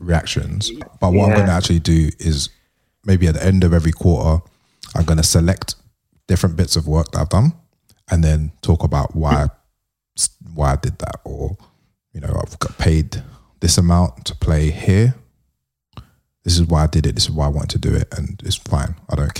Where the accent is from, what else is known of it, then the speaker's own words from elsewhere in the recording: London, United Kingdom; the way I grew up in London